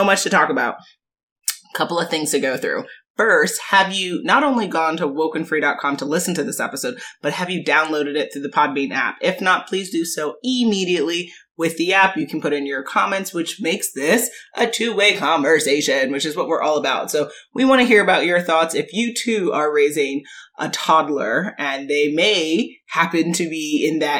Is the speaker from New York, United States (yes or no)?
yes; New York, United States; we're from New York